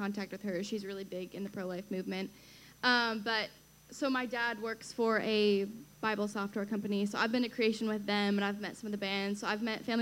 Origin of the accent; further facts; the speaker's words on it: Washington, United States; Everyone thinks I'm from D.C., but I'm from Washington State.